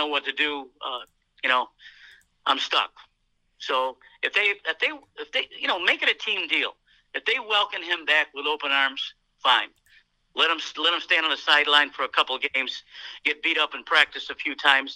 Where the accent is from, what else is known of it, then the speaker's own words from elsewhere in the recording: Milwaukee, Wisconsin, United States; we're from Milwaukee